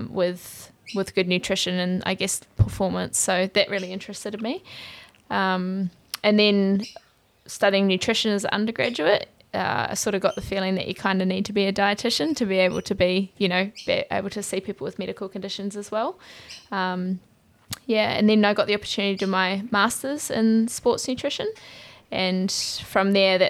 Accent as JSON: {"language": "English", "country": "New Zealand", "also_born_or_lived": "United Kingdom / Cyprus", "moved": "as an adult", "lives_now": "Australia", "said": "I'm from New Zealand."}